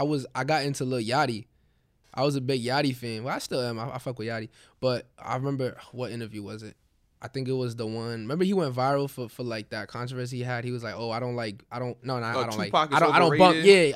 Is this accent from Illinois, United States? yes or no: no; Queens, New York, United States; I'm from Queens.